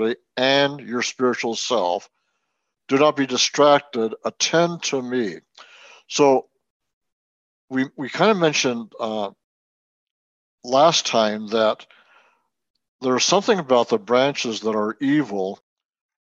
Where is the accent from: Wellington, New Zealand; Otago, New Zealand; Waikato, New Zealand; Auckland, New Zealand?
Wellington, New Zealand; moved away; I was born in Wellington, New Zealand